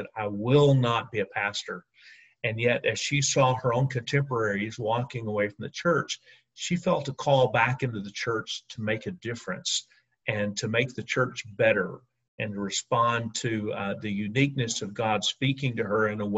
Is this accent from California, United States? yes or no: no; Alabama, United States; now in Atlanta, United States; my home state of Alabama